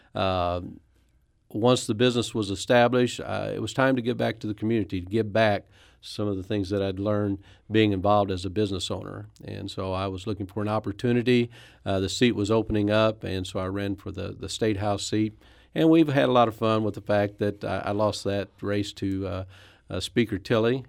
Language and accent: English; Poplar Bluff, Missouri, United States; also born or lived in Branson, Missouri; now in Farmington, United States; I'm from Farmington, Missouri, originally Popper Bluff, Missouri, so I'm not too far from my parents who still live there